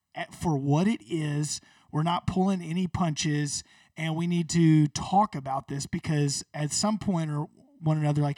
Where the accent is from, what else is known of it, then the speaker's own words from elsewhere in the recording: Birmingham, Alabama, United States; I grew up, I was born in Birmingham, south of Birmingham. I grew up here.